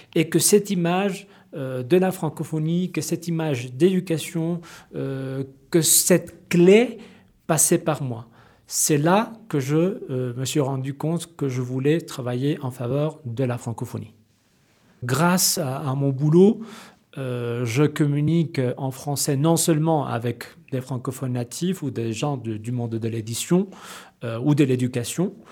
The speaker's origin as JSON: {"language": "French", "country": "Mexico", "said": "Je suis mexicain"}